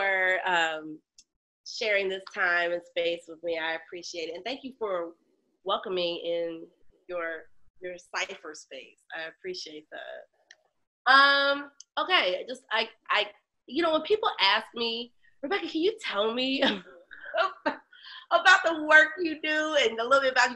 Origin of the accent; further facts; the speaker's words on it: Chicago, Illinois, United States; also born or lived in Los Angeles / Hampton, Virginia; I'm from Chicago, born on the South Side, raised in the North Suburbs.